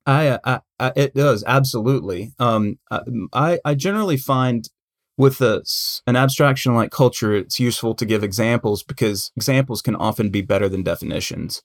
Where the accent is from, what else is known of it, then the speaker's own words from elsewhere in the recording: United States; I'm an American and that's my culture